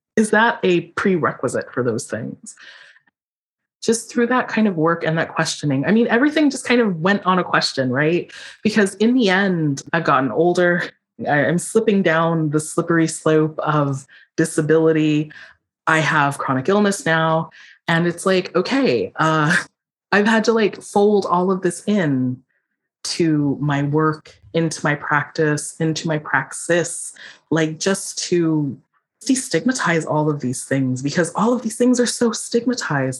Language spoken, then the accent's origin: English; Philadelphia, Pennsylvania, United States; I was born in Philadelphia